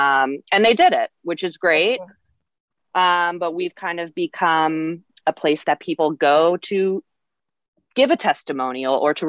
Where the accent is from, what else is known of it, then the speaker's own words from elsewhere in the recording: Northport, New York, United States; because I grew up in Northport and it's a great town and everybody's so nice